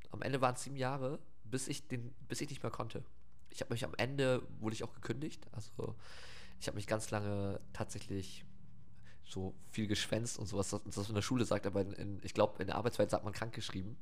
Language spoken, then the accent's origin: German; Wilhelmshaven, Lower Saxony, Germany; also born or lived in Oldenburg; ich bin in Wilhelmshaven groß geworden